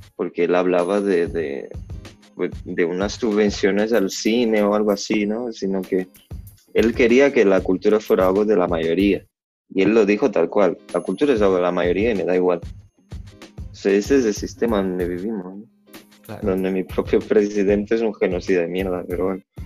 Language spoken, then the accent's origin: Spanish; Salvador, Bahia, Brazil; Spanish is a second language; moved away; yo vengo de Salvador de Bahía